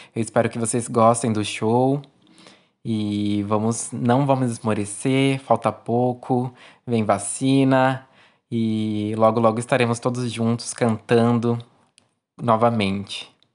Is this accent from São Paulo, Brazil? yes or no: yes; São Sebastião, São Paulo, Brazil; eu sou natural daqui da cidade de São Sebastião, litoral norte do estado de São Paulo.